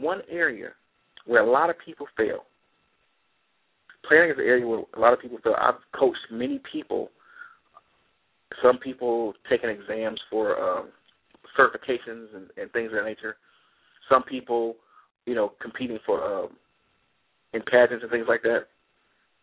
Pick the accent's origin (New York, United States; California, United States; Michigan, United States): Michigan, United States; Detroit; I'm from Detroit